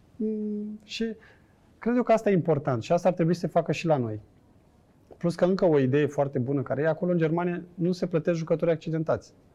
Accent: Bacău, Bacău County, Romania; moved away as an adult; also born or lived in Bucharest / Vienna; noi suntem amândoi din Bacău

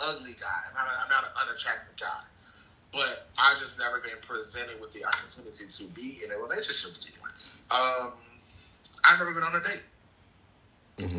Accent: Mississippi, United States; born or raised there; moved away

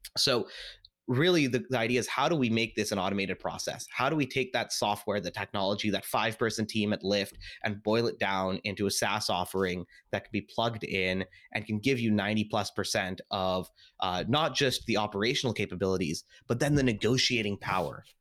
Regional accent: Seattle, Washington, United States; I was actually born and raised in Seattle

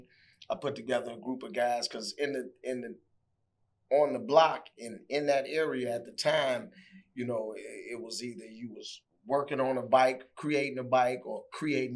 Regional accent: Detroit, Michigan, United States; I'm from the west side of Detroit. The west side of Detroit, born and raised in Detroit

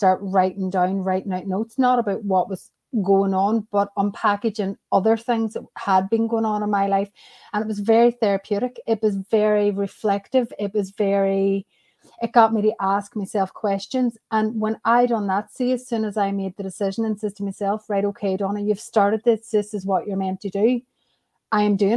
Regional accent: Northern Ireland, United Kingdom; also born or lived in Australia; now in Ireland; I'm from Ireland, basically, but I'm from Northern Ireland and I currently live in the South

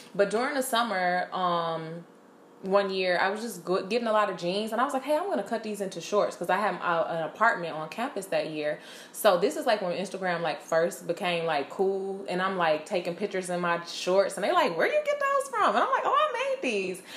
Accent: Detroit, Michigan, United States; I'm from Detroit

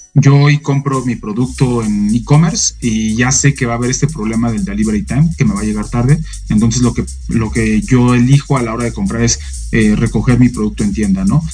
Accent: Mexico

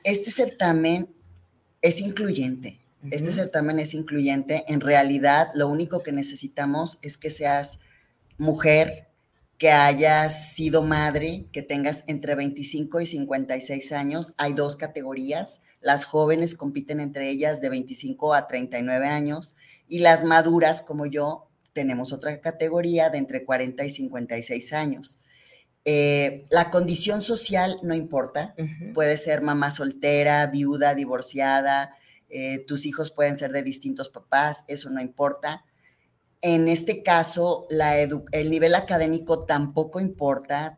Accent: Guadalajara, Jalisco, Mexico; yo soy originaria de aquí, de Guadalajara, Jalisco

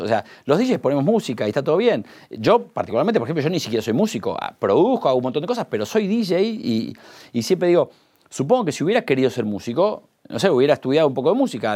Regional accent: Argentina

